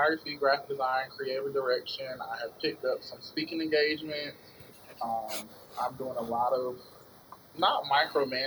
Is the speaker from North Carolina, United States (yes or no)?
yes; Goldsboro, North Carolina, United States; I'm originally from Goldsboro, North Carolina